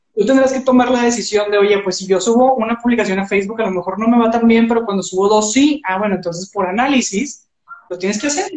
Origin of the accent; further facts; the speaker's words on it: Monterrey, Nuevo León, Mexico; yo soy de aquí de Monterrey